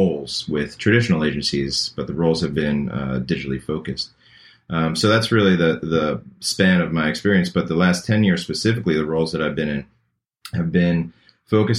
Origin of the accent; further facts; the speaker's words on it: Long Island, New York, United States; moved away as an adult; also born or lived in Manhattan, New York; now in Chapel Hill, United States; I'm originally from New York. I grew up in Long Island and lived in Manhattan for a number of years